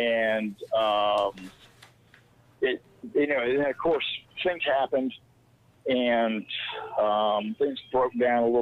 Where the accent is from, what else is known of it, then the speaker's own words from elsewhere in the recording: Jacksonville, Florida, United States; I'm from Jacksonville, Florida